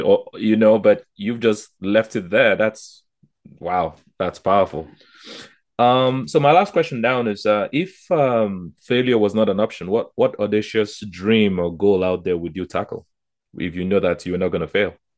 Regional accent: Nigeria; now in Canada; I'm from Nigeria originally

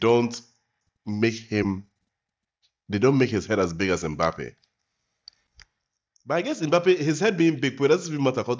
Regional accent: England, United Kingdom; And I'm very happy as an Englishman, considering the record English boys have in Spain

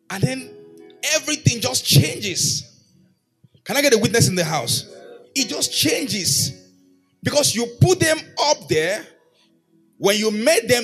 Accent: Erunwon, Oyo, Nigeria; moved away; in my hometown, Erunwon, it may be

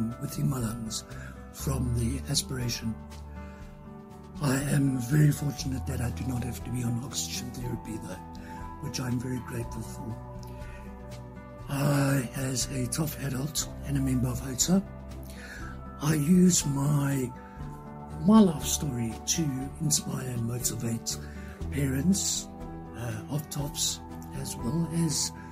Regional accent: South Africa; I am from South Africa

